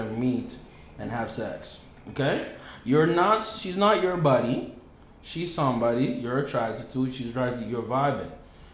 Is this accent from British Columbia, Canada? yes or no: no; Ottawa, Ontario, Canada; We're from Ottawa